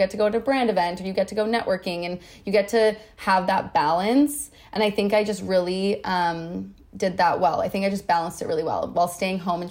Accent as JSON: {"language": "English", "town": "Vancouver", "region": "British Columbia", "country": "Canada", "tie": "born or raised there", "said": "I grew up born and raised Vancouver gal, born and raised Canadian."}